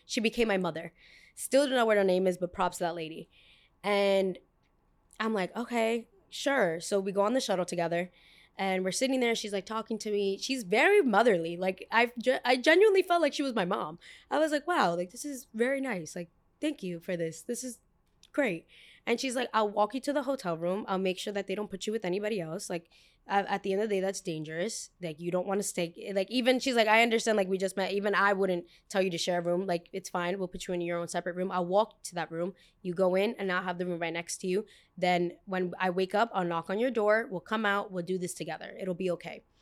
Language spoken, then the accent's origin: English; New York City, New York, United States; they very much know I'm American